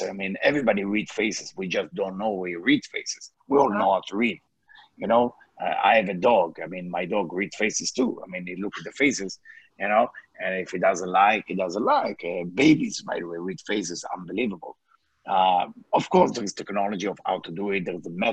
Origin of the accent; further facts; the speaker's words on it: Israel; English is a second language; moved away; I born in Israel. English is not my first language.